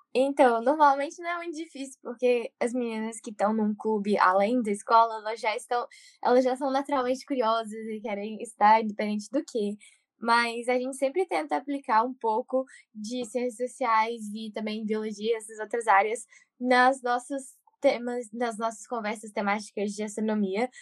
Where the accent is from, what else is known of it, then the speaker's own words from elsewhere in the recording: Belo Horizonte, Minas Gerais, Brazil; now in Milton, United States; eu falo de Milton, Massachusetts, e, mas eu sou original de Belo Horizonte, Minas Gerais.